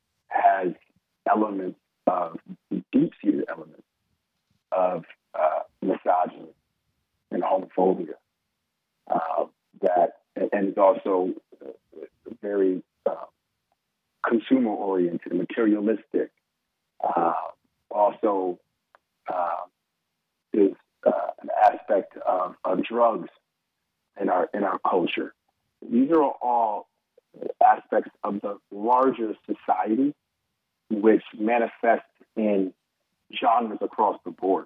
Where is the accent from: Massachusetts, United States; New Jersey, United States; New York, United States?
New York, United States; Capital District; I'm from the Capital District